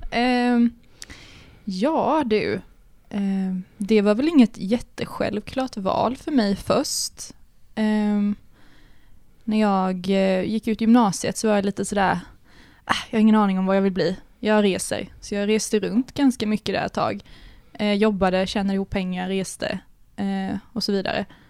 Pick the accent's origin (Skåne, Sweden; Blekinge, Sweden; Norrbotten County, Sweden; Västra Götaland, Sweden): Blekinge, Sweden; Karlskrona; moved away as an adult; now in Malmö, Sweden; Jag kommer ju från Karlskrona i Blekinge